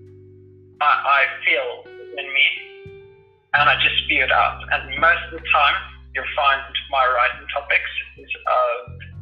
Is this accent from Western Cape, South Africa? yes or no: no; Krugersdorp, Gauteng, South Africa; I grew up in South Africa, Krugersdorp, pretty much my whole life